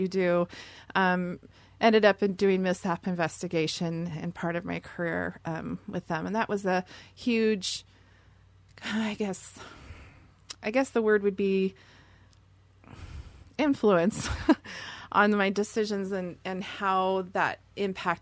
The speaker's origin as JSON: {"language": "English", "town": "Seattle", "region": "Washington", "country": "United States", "tie": "born or raised there", "said": "I'm from Seattle and born and raised there. Very proud of my native Seattle heritage."}